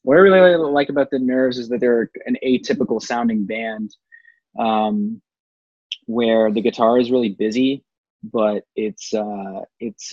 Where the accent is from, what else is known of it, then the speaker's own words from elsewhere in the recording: Dundas, Ontario, Canada; Dundas, Ontario, Canada, God's land